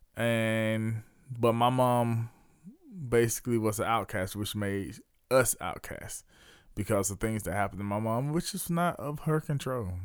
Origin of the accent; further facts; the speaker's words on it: Leesville, South Carolina, United States; my hometown of Bates Square, Leesville, South Carolina